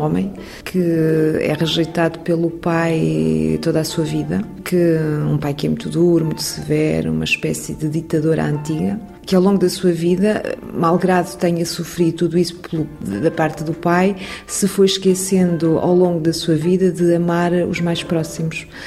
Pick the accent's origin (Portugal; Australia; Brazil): Portugal; moved away as an adult; now in France; no local onde cresci, na aldeia onde vivi